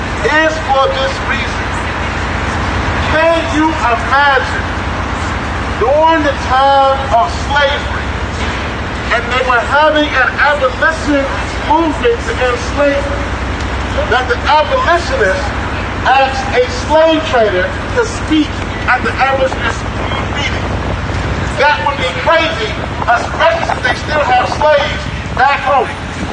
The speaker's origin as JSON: {"language": "English", "region": "Louisiana", "country": "United States", "said": "my home state of Louisiana"}